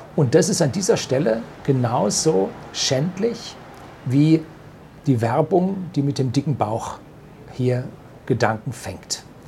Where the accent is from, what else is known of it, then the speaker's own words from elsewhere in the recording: Germany; bei uns in Deutschland